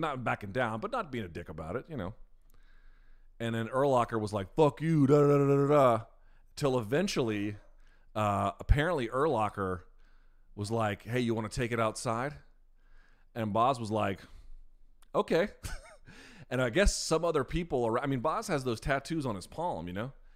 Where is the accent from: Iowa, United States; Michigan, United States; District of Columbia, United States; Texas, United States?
District of Columbia, United States; Washington; born or raised there